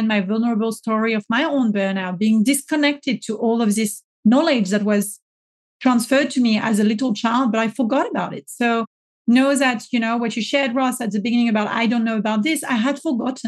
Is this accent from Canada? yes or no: no; France; accent: French; my French accent